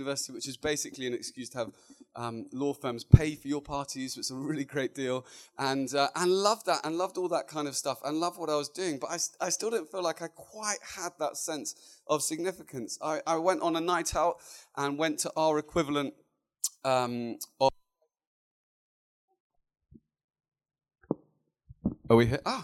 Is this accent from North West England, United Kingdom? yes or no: no; Luton, East of England, United Kingdom; moved away as an adult; now in London, United Kingdom; I was born and bred in a beautiful little town just north of London called Luton